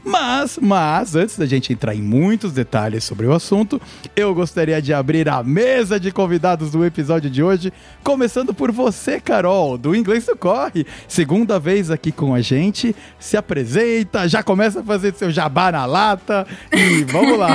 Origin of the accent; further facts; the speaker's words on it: Brazil; moved away; o nosso Natal lá tá 30 graus